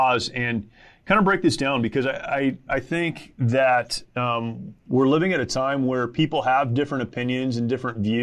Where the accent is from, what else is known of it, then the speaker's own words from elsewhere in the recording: United States; as an American